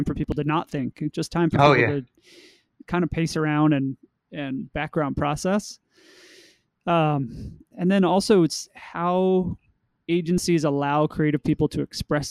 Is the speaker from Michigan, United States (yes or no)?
no; New York City, New York, United States; I grew up in Queens